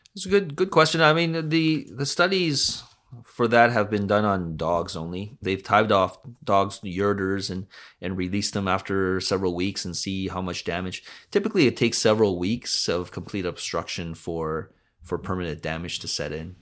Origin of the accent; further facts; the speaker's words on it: Vancouver, British Columbia, Canada; also born or lived in North Delta / Hamilton; Born and raised in Vancouver, uh, grew up in North Delta